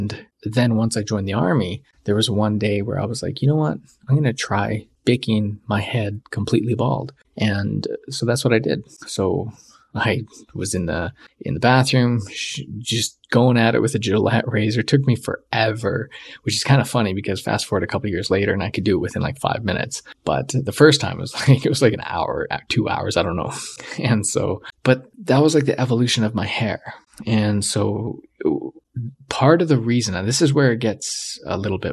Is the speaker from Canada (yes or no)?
yes; Canada; I was Canadian